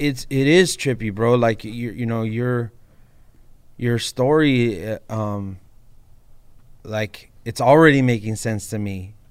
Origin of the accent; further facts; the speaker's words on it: Baldwin Park, California, United States; also born or lived in East Los Angeles; I grew up in my family comes from East LA, and then I grew up in Baldwin Park with Hispanic culture